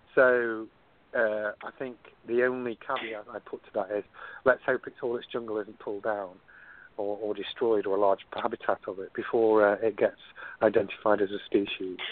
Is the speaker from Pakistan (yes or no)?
no; United Kingdom; moved away as an adult; now in San Diego, United States